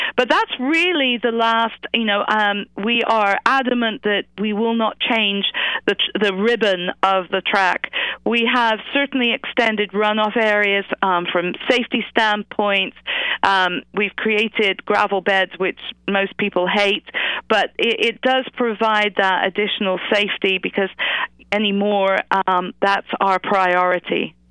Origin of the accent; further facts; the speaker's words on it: England, United Kingdom; accent: British; moved away as an adult; now in United States; I grew up in England. Uh, I was a school teacher. I moved to the United States